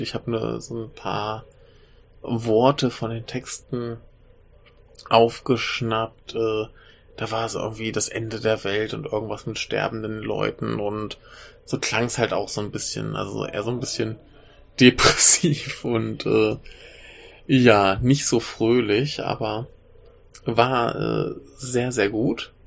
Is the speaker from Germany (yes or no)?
yes; Germany; moved away; ich bin Deutscher